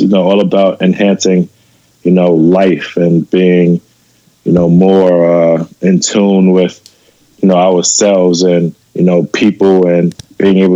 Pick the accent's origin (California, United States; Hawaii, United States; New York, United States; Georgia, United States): New York, United States; New York City; also born or lived in Los Angeles; growing up in New York City